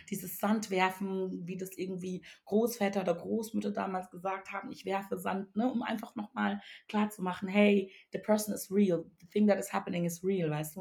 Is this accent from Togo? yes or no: yes; Togo; moved away; ich komme aus dem wunderschönen Togo ähm, oder bin besser gesagt da aufgewachsen